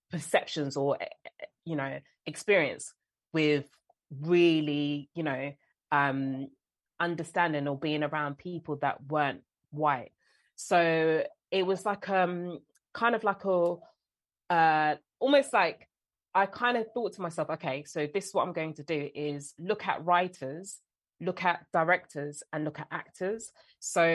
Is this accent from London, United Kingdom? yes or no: yes; London, United Kingdom; I'm born and raised in South London. This is the accent, this is my voice